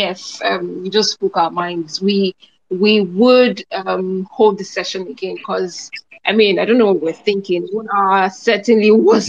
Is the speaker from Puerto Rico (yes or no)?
no; Nigeria; I would come back as a Nigerian, stay in Nigeria.